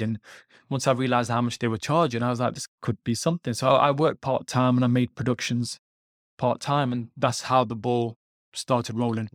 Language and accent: English; United Kingdom; I'm British Punjabi, British Indian, Sikh